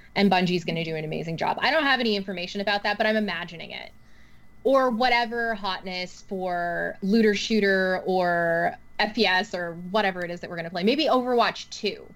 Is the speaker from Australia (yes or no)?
no; Canada; I'm super Canadian